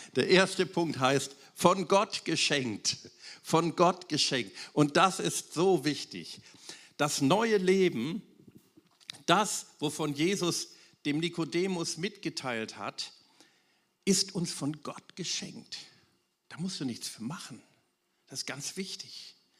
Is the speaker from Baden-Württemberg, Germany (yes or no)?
no; Wuppertal, North Rhine-Westphalia, Germany; in meiner Heimatstadt Wuppertal, aus der ich komme